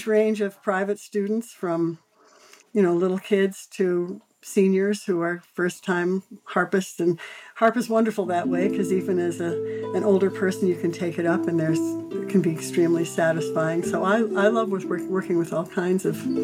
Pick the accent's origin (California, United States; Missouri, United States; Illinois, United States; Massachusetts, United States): Illinois, United States; Chicago; I grew up in Chicago and was in the Chicago Public School